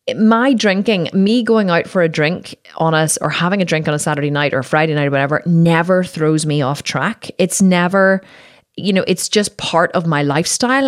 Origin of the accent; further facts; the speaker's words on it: Ireland; I'm Irish, we drink, you know, in Ireland, we were fucking born in pubs